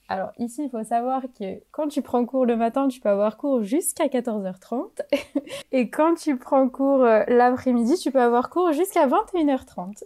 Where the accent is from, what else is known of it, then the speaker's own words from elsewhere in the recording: France; moved away as an adult; now in Spain; Dans mon université, en fait, on est majoritairement des Français